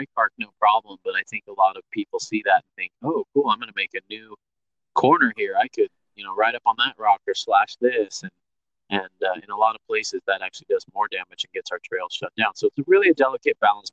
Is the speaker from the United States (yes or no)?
yes; Bay Area, California, United States; moved away; I grew up in the Bay Area where mountain biking was born